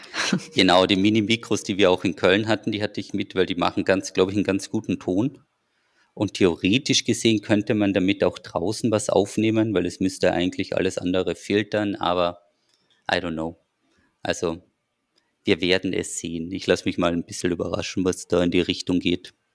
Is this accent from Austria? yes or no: yes; Austria; als Österreicher